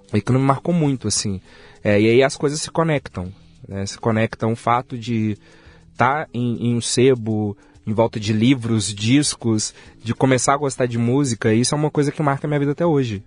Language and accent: Portuguese; Belo Horizonte, Minas Gerais, Brazil; Nasci em Belo Horizonte